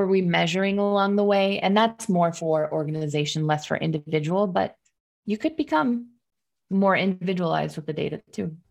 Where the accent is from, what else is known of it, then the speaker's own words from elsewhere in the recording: Detroit, Michigan, United States; I was working in Detroit, my hometown